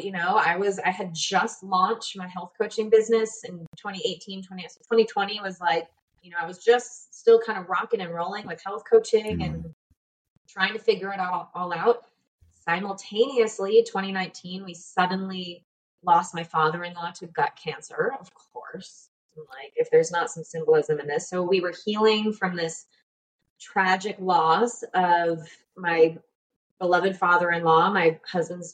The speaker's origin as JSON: {"language": "English", "country": "United States", "moved": "as an adult", "lives_now": "Panama", "said": "I'm from the States"}